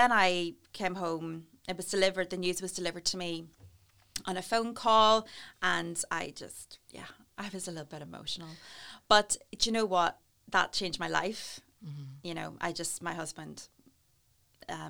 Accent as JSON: {"language": "English", "town": "Newry", "region": "Northern Ireland", "country": "United Kingdom", "tie": "born or raised there", "moved": "as an adult", "lives_now": "Bangor, United Kingdom", "said": "I am from Newry, born and bred"}